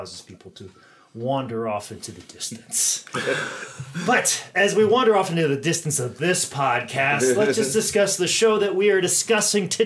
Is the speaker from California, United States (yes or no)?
no; Iowa, United States; moved away; growing up in Iowa, we only got the syndicated show, WWF Superstars